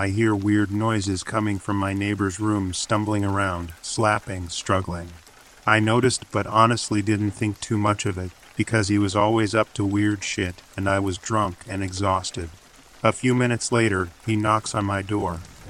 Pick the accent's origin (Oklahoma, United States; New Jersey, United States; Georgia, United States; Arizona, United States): Arizona, United States; I grew up in Arizona in a relatively safe city.